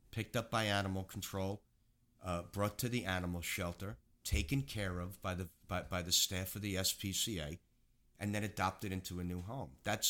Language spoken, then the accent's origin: English; Queens, New York, United States; I grew up in apartments in Queens. We were never able to have dogs.